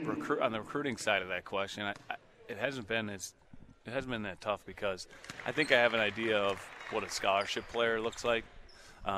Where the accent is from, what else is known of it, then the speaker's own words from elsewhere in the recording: Fond du Lac, Wisconsin, United States; moved away; I'm a Fond du Lac native.